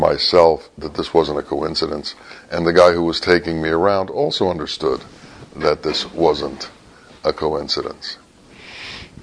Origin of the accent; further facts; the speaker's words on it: United States; I told him I was from America